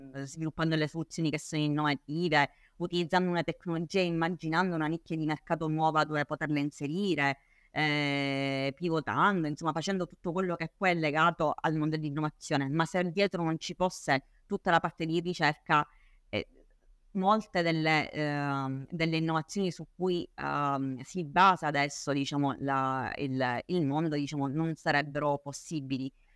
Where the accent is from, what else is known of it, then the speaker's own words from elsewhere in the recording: Palermo, Sicily, Italy; palermitana doc, eh, anche se in realtà diciamo, non, non, di origine ma di nascita e di crescita